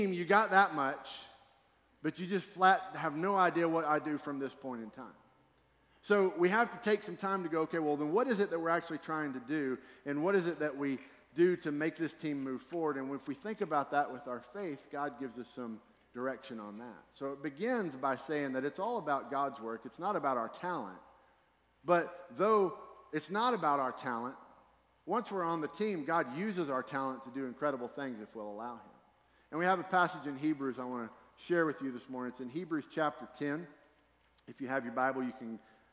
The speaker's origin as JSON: {"language": "English", "town": "Fort Worth", "region": "Texas", "country": "United States", "tie": "born or raised there", "also_born_or_lived": "Texarkana", "said": "I grew up in Fort Worth, and then at some point in my childhood, we moved to Texarkana."}